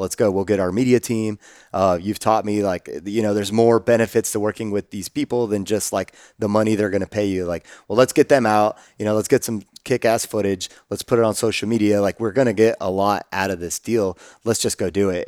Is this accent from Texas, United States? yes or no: yes; Austin, Texas, United States; growing up in Austin